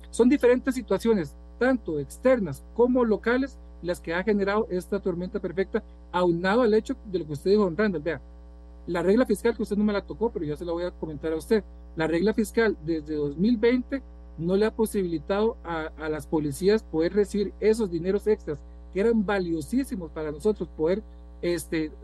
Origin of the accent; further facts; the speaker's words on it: Costa Rica; Y usted y yo somos hijos de Costa Rica también.